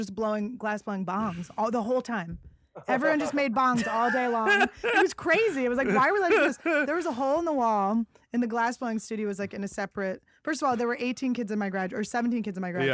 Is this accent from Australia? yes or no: no; Philadelphia, Pennsylvania, United States; I'm from Philly